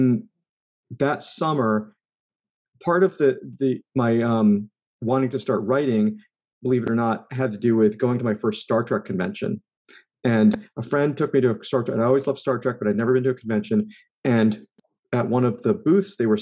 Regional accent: East Coast, United States; I grew up on the East Coast

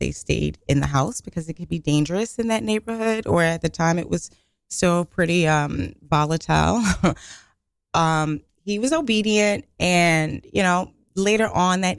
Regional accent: New York City, New York, United States; growing up in Brooklyn

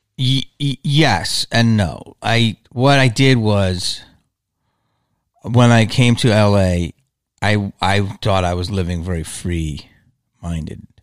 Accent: Philadelphia, Pennsylvania, United States; moved away as an adult; also born or lived in Los Angeles; growing up in Philly

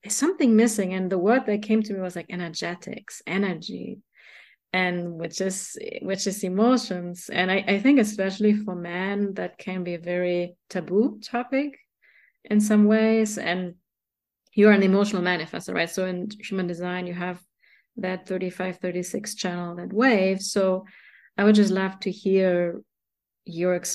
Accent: Germany; now in United States; I grew up in Germany, you know, my mom always made everything organic. So, and I came here to America

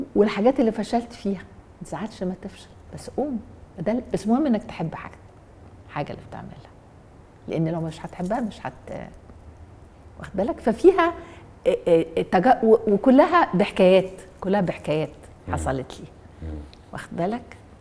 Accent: Egypt; انا مصري انا عربي

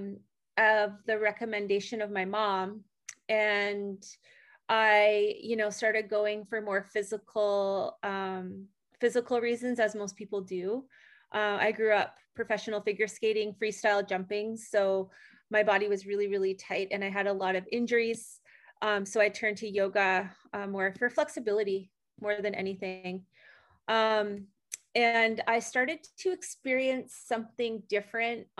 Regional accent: Canada; moved away as an adult; now in Costa Rica; I was born in Canada. I moved to Costa Rica 11 years ago.

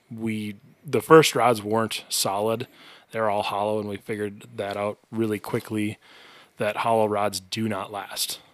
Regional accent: White Bear Lake, Minnesota, United States; I grew up in White Bear Lake, very close to a very, very good fishing lake.

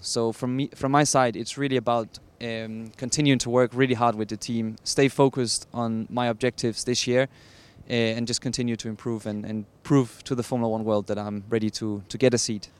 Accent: Denmark; I'm from Denmark

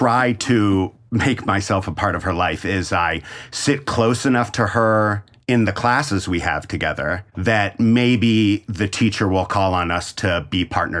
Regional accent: Denver, Colorado, United States; now in Scottsdale, United States; Denver, Colorado.

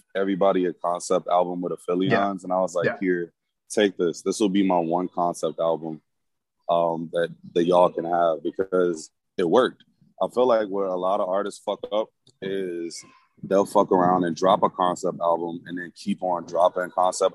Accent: the South, United States; also born or lived in Milwaukee; I'm a Southern nigga

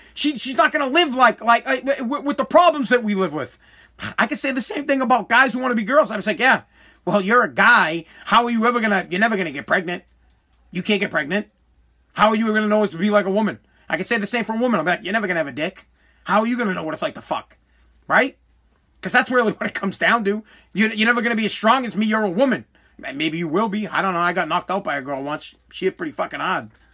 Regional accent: Boston, Massachusetts, United States; accent: Boston; I got a Boston accent. I'm from Boston

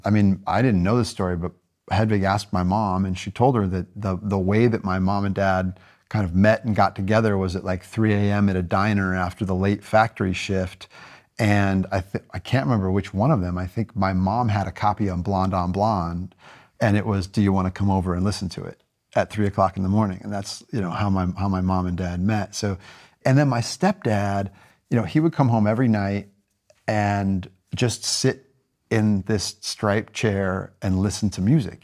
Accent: Goshen, Indiana, United States; moved away as an adult; also born or lived in California; now in Paris, France; I grew up in Goshen, Indiana, twenty thousand people in northern Indiana

